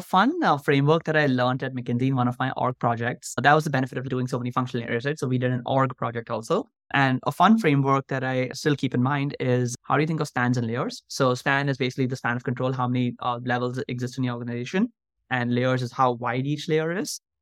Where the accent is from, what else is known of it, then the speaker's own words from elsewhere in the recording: Mumbai, Maharashtra, India; moved away as an adult; now in United States; I grew up in Mumbai, India, and I went to an Indian school for about fifteen years